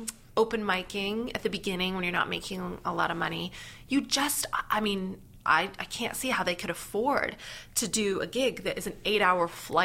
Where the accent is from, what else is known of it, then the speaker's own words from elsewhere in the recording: Canada; now in United Kingdom; and I'm Canadian, but I wasn't really doing comedy there. I'm a British comic with this accent.